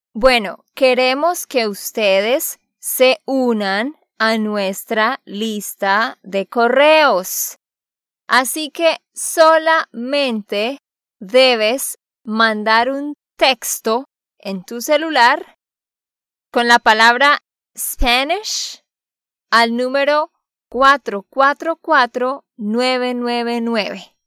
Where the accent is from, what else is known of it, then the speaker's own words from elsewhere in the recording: Santander, Colombia; de Santander, Colombia